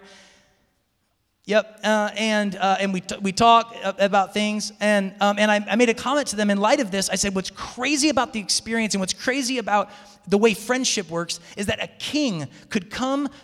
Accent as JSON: {"language": "English", "town": "Seattle", "region": "Washington", "country": "United States", "also_born_or_lived": "Tacoma", "moved": "as an adult", "said": "I'm hail from Seattle"}